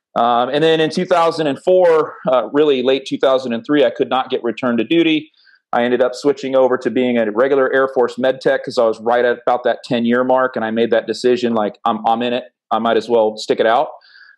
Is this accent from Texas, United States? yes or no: no; North Florida, United States; moved away as an adult; I'm actually from North Florida. Came in the Air Force in 1994.